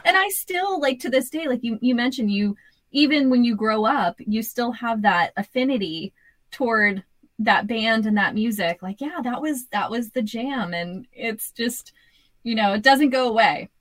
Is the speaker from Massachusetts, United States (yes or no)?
yes; Boston, Massachusetts, United States; born or raised there